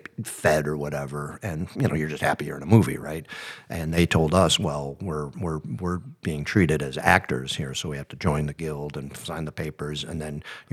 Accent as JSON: {"language": "English", "town": "Buffalo", "region": "New York", "country": "United States", "said": "We're just kids from Buffalo, New York"}